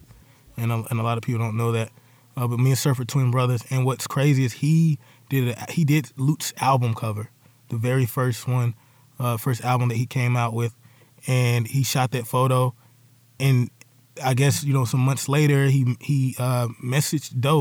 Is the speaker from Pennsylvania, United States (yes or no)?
no; Charlotte, North Carolina, United States; I'm from Bates Ford, and we grew up on that street. That street is called St. Luke